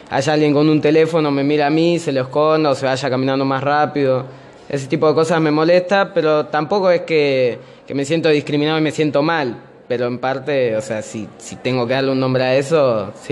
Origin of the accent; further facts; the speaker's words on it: Argentina; also born or lived in São Paulo, Brazil; yo nací en San Pablo, Brasil, eh, y después me vine para acá, para Argentina, a los cuatro años.